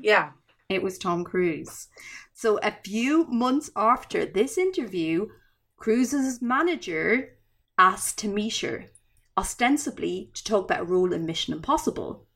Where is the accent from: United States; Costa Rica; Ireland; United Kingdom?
Ireland; I'm Irish.